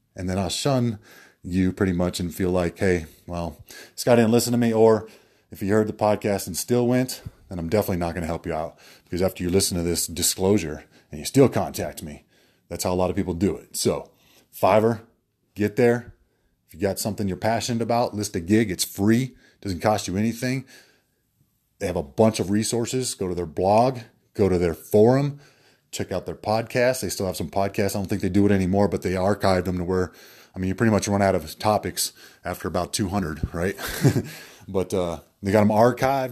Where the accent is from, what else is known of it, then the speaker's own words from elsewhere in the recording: Denver, Colorado, United States; moved away as an adult; also born or lived in Atlanta; I'm originally from Denver here